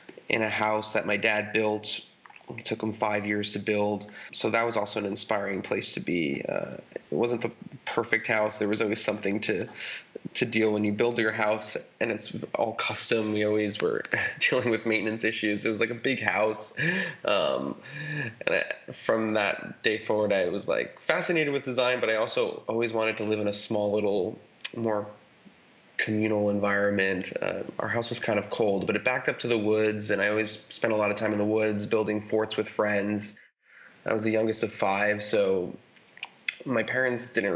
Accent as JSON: {"language": "English", "town": "Mount Vernon", "region": "New York", "country": "United States", "tie": "born or raised there", "said": "I grew up in Westchester, New York, in a town called Mount Vernon, which is basically the first suburb outside the city"}